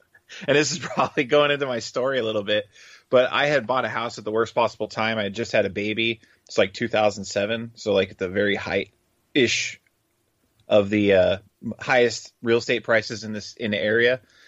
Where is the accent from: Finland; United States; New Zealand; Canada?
United States; Gilbert, Arizona; and I come from Gilbert, Arizona, and we're already in Tennessee at the moment.